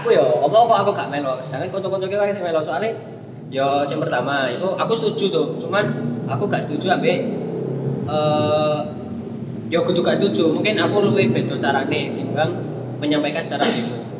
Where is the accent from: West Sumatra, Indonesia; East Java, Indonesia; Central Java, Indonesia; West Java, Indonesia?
East Java, Indonesia; Malang; moved away as an adult; also born or lived in Bogor; asalnya dari Malang, tapi kuliahnya di Bogor